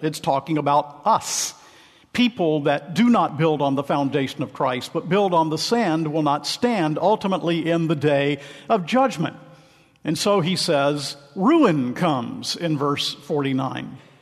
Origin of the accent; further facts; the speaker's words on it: Macon, Georgia, United States; I hail from Macon, Georgia